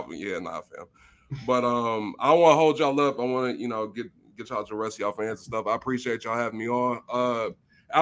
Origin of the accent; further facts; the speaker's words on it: Louisville, Kentucky, United States; I'm from Louisville